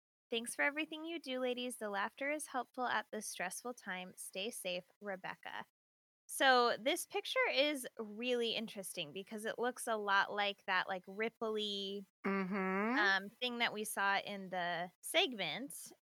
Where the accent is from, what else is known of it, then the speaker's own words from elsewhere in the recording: Saskatchewan, Canada; So I'm from Saskatchewan, and Lake Diefenbaker is a popular spot for family gatherings, swimming, and fishing.